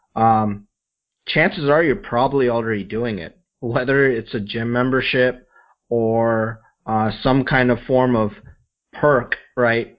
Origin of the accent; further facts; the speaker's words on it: Midwest, United States; I grew up in the Midwest, and my parents had a small business